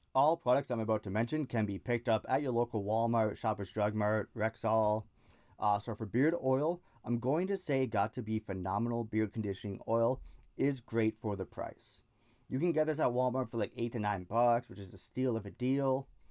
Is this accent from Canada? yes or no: yes; Canada; I'm Canadian, so that's why I threw the A in there